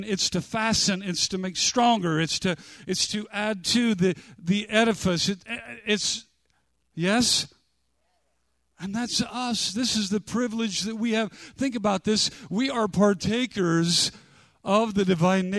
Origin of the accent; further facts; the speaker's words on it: United States; I grew up near the Bonneville Dam